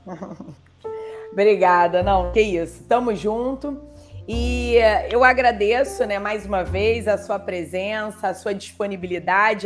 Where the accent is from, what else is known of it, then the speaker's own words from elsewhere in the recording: Brazil; also born or lived in Rio de Janeiro; como brasileira